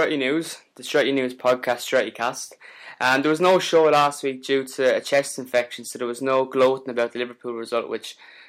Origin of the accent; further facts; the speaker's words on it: Ireland; we're both Irish men.